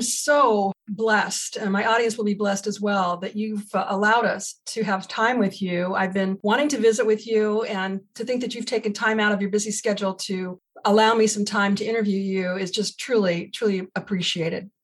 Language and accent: English; United States; I'm an American. I've always been an American.